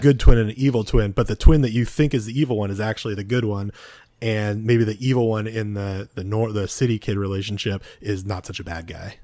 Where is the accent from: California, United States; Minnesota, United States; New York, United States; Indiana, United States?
California, United States; speaking as a Californian